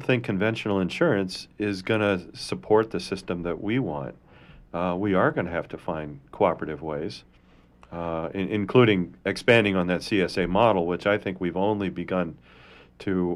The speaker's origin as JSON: {"language": "English", "region": "Indiana", "country": "United States", "tie": "born or raised there", "said": "where I grew up in Indiana"}